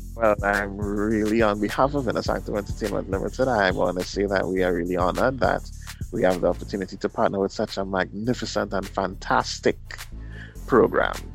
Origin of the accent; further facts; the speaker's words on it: Trinidad & Tobago; I'm also from Trinidad and Tobago, the south side, born Fortin.